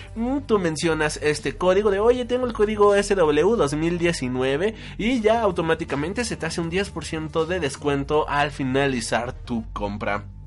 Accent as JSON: {"language": "Spanish", "country": "Mexico", "said": "todos los que somos de México"}